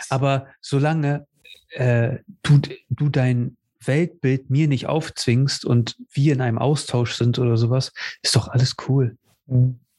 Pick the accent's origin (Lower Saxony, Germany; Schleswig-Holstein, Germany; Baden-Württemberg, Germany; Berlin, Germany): Lower Saxony, Germany; Cuxhaven; Und, ne, und ich ihm sage, aus Cuxhaven oder was auch immer.